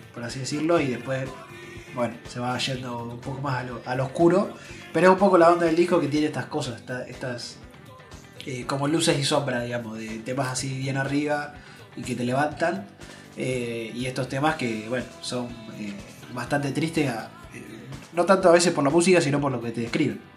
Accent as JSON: {"language": "Spanish", "town": "Azul", "region": "Buenos Aires Province", "country": "Argentina", "said": "nosotros que venimos de Azul, eh, de acá en Provincia de Buenos Aires"}